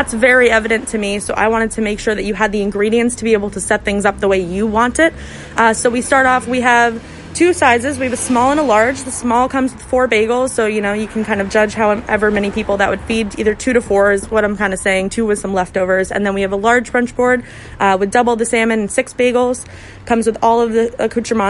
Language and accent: English; Vermont, United States; now in Philadelphia, United States; my first job was as a busser in an Italian restaurant in Rutland, Vermont. I'm from Vermont